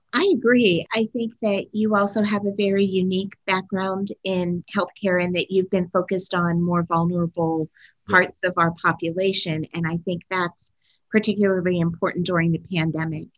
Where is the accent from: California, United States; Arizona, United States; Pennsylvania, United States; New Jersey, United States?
Pennsylvania, United States; I grew up in Pennsylvania